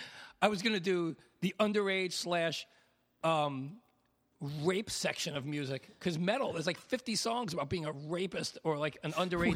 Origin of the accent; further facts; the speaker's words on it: Long Island, New York, United States; I got Long Island in my bones